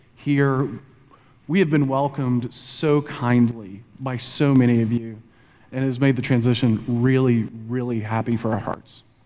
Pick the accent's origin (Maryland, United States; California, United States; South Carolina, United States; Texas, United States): Texas, United States; moved away as an adult; also born or lived in Pennsylvania; now in Oklahoma, United States; Bonnie and I were both born and raised in Texas